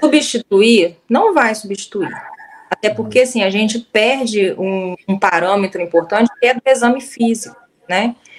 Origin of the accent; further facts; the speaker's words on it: Southeast Brazil, Brazil; eu sou do Sudeste